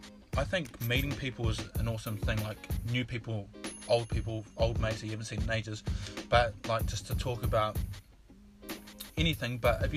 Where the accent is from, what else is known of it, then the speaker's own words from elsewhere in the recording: New Zealand; growing up in New Zealand